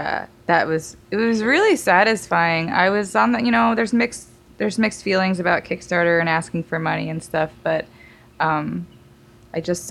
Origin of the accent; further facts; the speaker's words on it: New York, United States; moved away as an adult; also born or lived in Arizona / Hawaii / London / San Francisco; I'm from New York